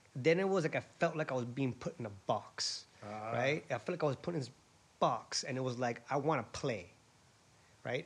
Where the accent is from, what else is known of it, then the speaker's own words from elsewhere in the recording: Honolulu, Hawaii, United States; moved away as an adult; also born or lived in San Diego; I was born and raised in Honolulu, Hawaii